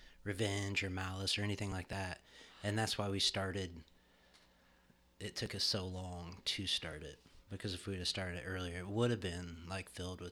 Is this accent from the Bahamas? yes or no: yes; Bahamas; I grew up in the Bahamas.